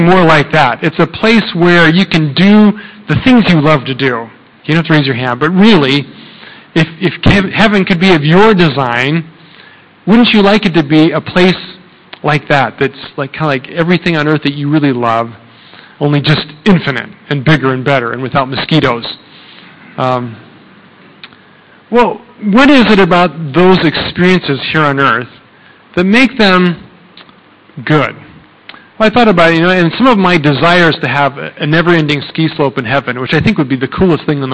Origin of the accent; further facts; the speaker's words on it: Colorado, United States; now in Thailand; I'm from Colorado.